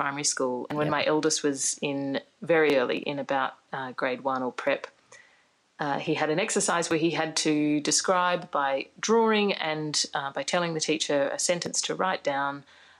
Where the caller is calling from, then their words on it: Brisbane, Queensland, Australia; I'm calling from Brisbane. I'm an outer rectum from Brisbane.